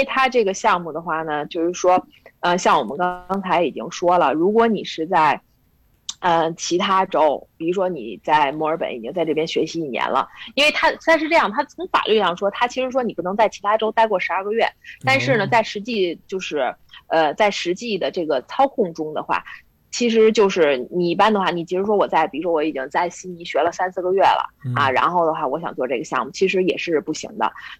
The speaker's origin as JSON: {"language": "Chinese", "region": "Beijing", "country": "China", "said": "从资产上来讲的话，对于咱们北京人来讲的话，一想可能就是不到一套房，是吧？"}